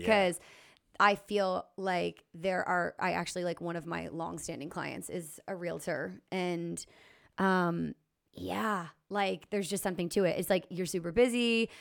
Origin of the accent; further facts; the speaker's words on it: Lower Sackville, Nova Scotia, Canada; also born or lived in St. John's, Newfoundland / Alberta; I grew up in Lower Sackville